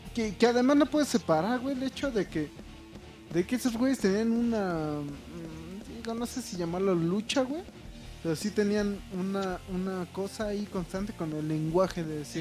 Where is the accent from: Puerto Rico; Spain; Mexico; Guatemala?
Mexico; estamos, güey, sobreviviendo, güey, como buenos mexicanos